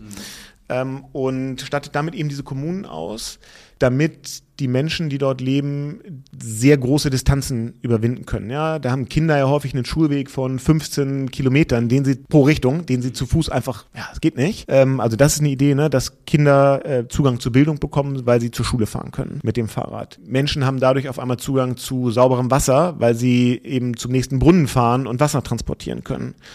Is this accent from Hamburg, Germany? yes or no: yes; Hamburg, Germany; ich bin aber aufgewachsen im Hamburger Westen und ziehe da auch demnächst bald wieder zurück